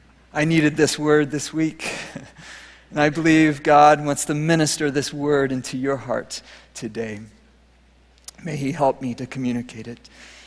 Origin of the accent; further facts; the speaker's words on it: Minnesota, United States; So, as many of you know, I came from Minnesota, and in Minnesota, I learned something that I love today, gardening